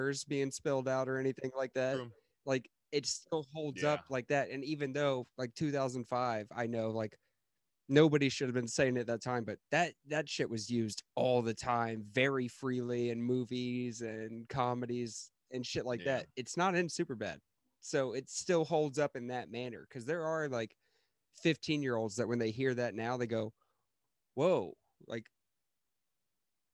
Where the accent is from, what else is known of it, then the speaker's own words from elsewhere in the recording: Texas, United States; moved away; I grew up in Texas